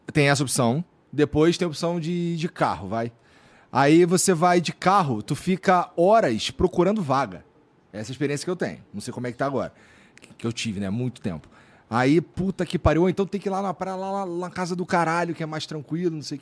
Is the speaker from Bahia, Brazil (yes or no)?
yes; Bom Jesus da Lapa, Bahia, Brazil; Quando eu vou lá pra minha terra, lá na Bahia, lá Bom Jesus da Lapa